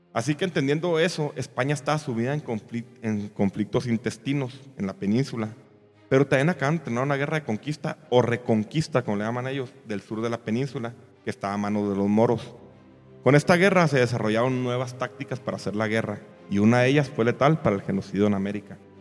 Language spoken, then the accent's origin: Spanish; Mexico